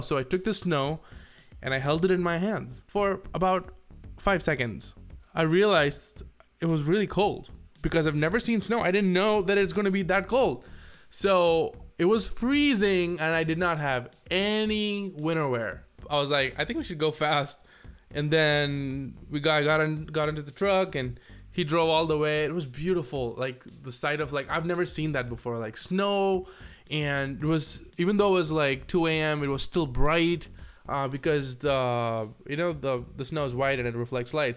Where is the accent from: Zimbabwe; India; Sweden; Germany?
India; moved away as an adult; now in United States